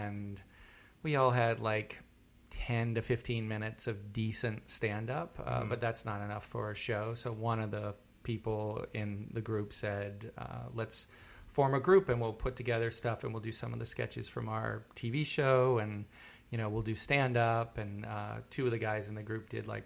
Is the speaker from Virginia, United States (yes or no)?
yes; outside of Richmond, Virginia, United States; moved away as an adult; also born or lived in North Carolina; now in New York, United States; Originally, I'm from outside of Richmond, Virginia. That's where I grew up